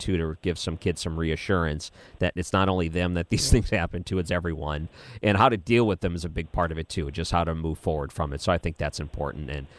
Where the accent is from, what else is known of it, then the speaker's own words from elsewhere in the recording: Detroit, Michigan, United States; now in St. Louis, United States; I grew up in Detroit